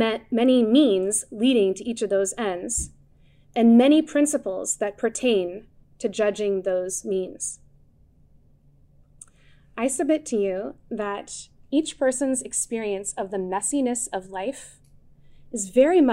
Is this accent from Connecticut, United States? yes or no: yes; Connecticut, United States; I grew up in Connecticut